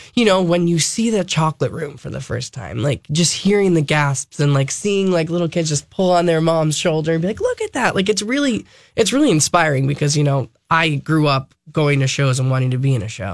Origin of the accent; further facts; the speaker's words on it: Long Island, New York, United States; I grew up on Long Island